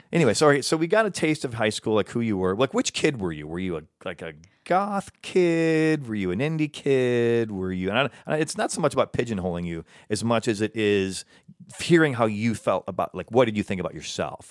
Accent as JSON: {"language": "English", "region": "Midwest", "country": "United States", "also_born_or_lived": "Chicago", "moved": "yes", "lives_now": "Los Angeles, United States", "said": "I'm from the Midwest."}